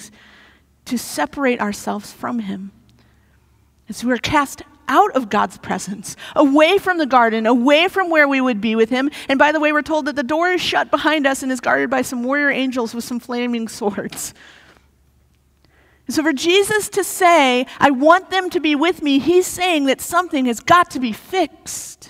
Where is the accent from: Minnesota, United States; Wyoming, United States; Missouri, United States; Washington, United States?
Missouri, United States; moved away; I grew up in Missouri